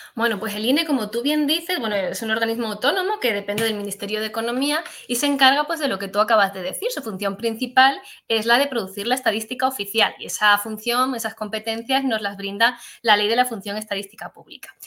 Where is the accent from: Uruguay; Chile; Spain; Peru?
Spain; Granada, Andalusia; moved away; me vine a Granada, que es de donde yo procedo